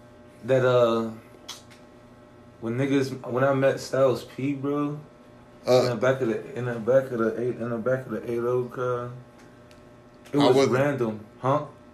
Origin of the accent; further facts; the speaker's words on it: Pittsburgh, Pennsylvania, United States; do you think that's because we're from Pittsburgh, though?